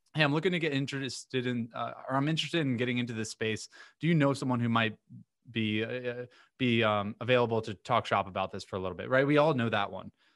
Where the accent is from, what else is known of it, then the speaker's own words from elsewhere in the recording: Vero Beach, Florida, United States; moved away as an adult; now in Miami, United States; I'm from a few hours north of here called Vero Beach, small